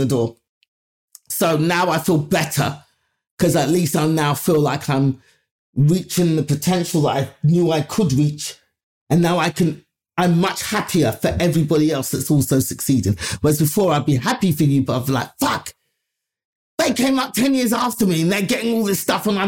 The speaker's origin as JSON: {"language": "English", "region": "London", "country": "United Kingdom", "tie": "born or raised there", "said": "my life growing up in London"}